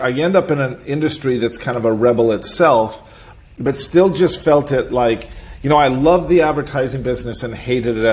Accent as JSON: {"language": "English", "town": "Seattle", "region": "Washington", "country": "United States", "tie": "born or raised there", "also_born_or_lived": "Boise, Idaho", "said": "I was born in Boise, Idaho, the middle of, you know, like cowboy country. I left there, of course, when I was three, not on my own will, but because my family decided to move. And we moved to Seattle, and I grew up in Seattle"}